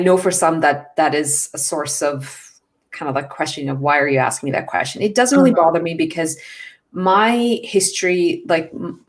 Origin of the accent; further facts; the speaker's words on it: India; born there; also born or lived in Middle East; So growing up, I mentioned I was born in India, but I lived in the Middle East, which meant that I actually was living with a lot of international communities.